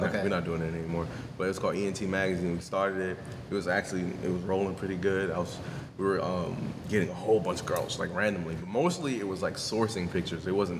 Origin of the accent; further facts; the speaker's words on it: New York, United States; moved away as an adult; now in Tampa, United States; So I'm actually originally from New York. I moved to Tampa, Florida, probably 2 years ago now, two-ish years ago.